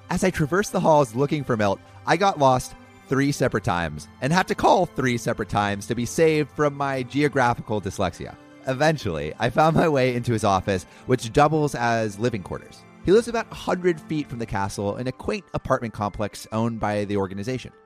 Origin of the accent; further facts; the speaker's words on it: Los Angeles, California, United States; growing up around Hollywood.